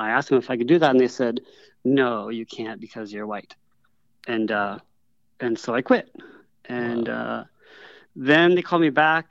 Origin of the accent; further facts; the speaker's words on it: Sarasota, Florida, United States; moved away; also born or lived in Houston, Texas / Austin, Texas; I grew up in Sarasota, Florida, later on in Houston.